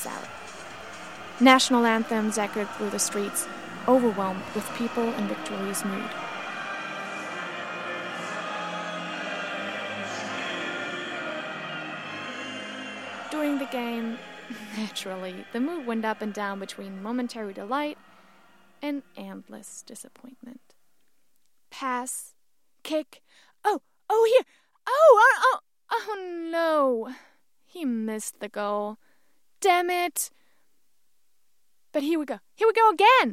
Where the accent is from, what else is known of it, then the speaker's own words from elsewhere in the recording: Germany; the World Cup took place in my home country, in Germany